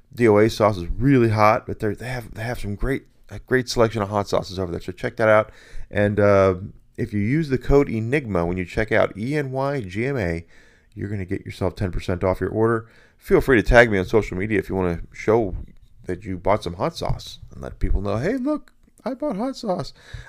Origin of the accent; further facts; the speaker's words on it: Southern United States, United States; I grew up in the South. One of the places I grew up was in the South. I grew up all over the place, quite frankly, but I really like the South.